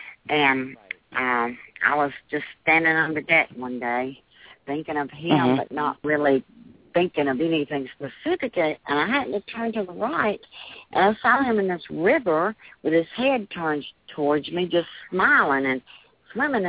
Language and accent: English; Milton, Florida, United States; I'm from Milton, Florida